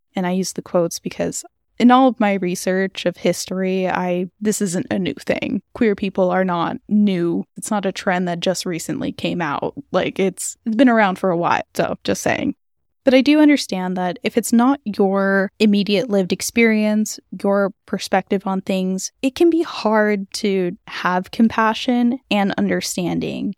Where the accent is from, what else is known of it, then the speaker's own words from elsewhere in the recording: California, United States; my home state of California